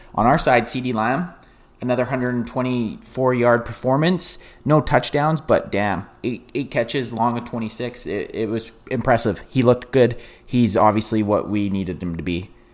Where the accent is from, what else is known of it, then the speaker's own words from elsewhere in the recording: Canada; I'm Canadian